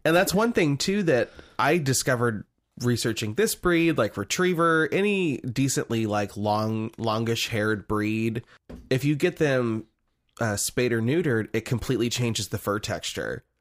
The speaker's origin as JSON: {"language": "English", "region": "Nebraska", "country": "United States", "tie": "born or raised there"}